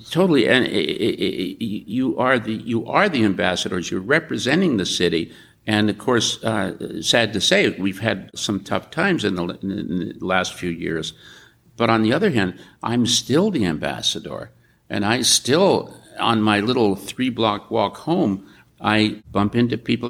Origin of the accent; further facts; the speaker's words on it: New York, United States; now in San Francisco, United States; I grew up in New York.